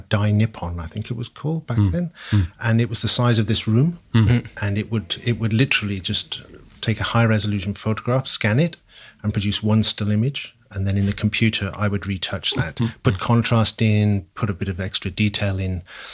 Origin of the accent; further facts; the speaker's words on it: Wales, United Kingdom; moved away as an adult; also born or lived in London; moved from my home country, Wales, down to London